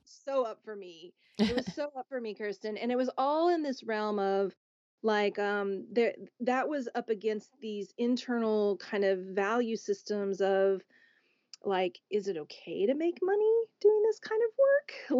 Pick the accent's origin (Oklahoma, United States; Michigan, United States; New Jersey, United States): Oklahoma, United States; growing up in Oklahoma